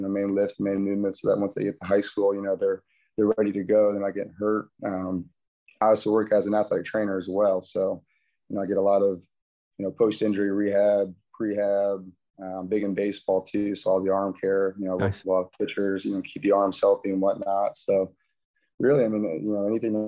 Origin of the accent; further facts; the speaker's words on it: Paulding, Ohio, United States; moved away as an adult; also born or lived in Cincinnati, Ohio; I grew up here in Paulding, and my wife and I lived in Cincinnati for 7-8 years